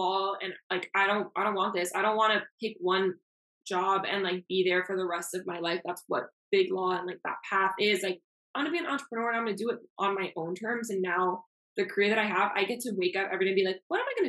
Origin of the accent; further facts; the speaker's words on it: Miami, Florida, United States; first language Spanish; English is a second language; I'm born and raised in Miami. I left for school for 7 years, but I'm back now